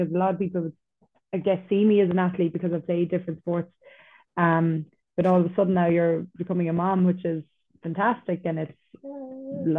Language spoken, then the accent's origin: English; North Kerry, Munster, Ireland; I'm from North Kerry